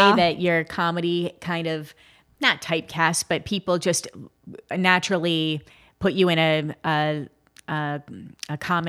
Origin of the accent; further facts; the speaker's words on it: Midwest, United States; I can get nasally because I'm from the Midwest.